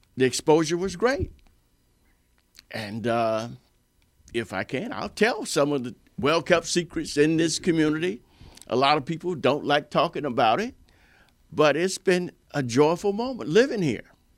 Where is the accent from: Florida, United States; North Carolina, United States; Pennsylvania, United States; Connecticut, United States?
Florida, United States; Stuart; my hometown, Stewart, Florida, and I live here